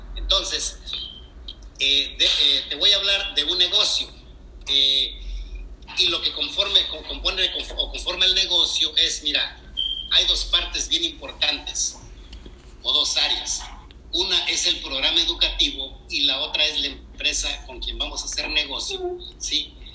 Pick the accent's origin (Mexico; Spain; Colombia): Mexico; Querétaro; moved away as an adult; now in United States; yo soy de Querétaro y mi esposa también